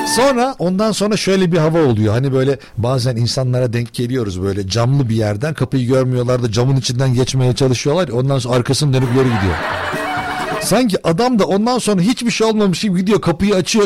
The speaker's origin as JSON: {"language": "Turkish", "country": "Turkey"}